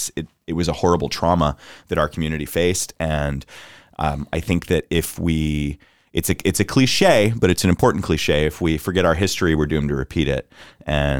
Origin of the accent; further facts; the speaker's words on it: Orlando, Florida, United States; I'm from Orlando